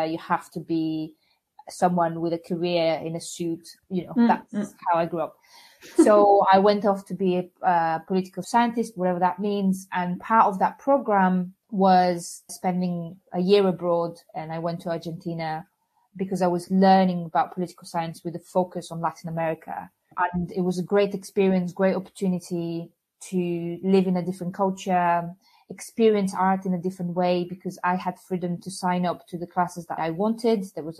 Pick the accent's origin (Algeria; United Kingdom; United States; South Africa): Algeria; also born or lived in Bulgaria / Tunisia / Spain / France; I was born in Bulgaria and grew up in North Africa, Algeria, and Tunisia before moving to Spain, where, as I normally say, I became a person there because it was by teens.